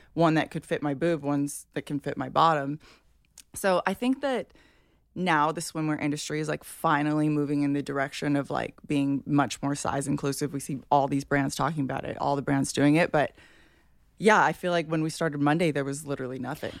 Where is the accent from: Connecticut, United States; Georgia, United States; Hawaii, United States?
Hawaii, United States; I grew up in Hawaii